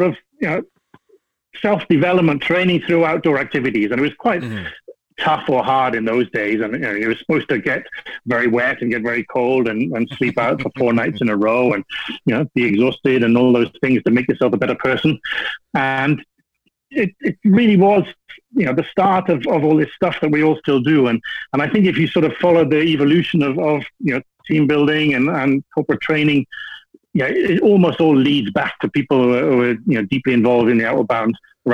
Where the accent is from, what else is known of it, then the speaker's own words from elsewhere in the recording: Wales, United Kingdom; moved away as an adult; now in Borneo; I'm originally from Wales in the UK